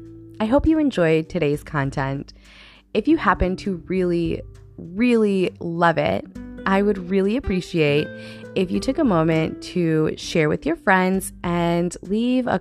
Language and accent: English; United States; I grew up in America, good old US